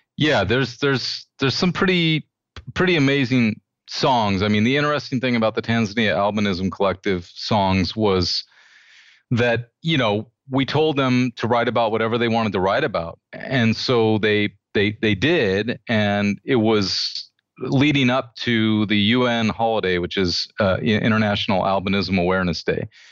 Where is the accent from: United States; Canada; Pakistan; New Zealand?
United States; I'm an American